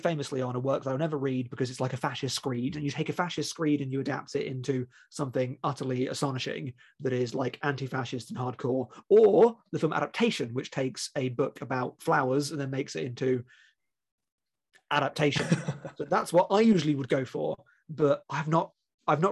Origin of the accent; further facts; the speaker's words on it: United Kingdom; being British and not born at the time